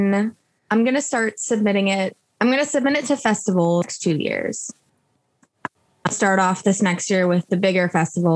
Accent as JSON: {"language": "English", "town": "Chicago", "region": "Illinois", "country": "United States", "moved": "yes", "lives_now": "Los Angeles, United States", "said": "I'm from the Chicago area"}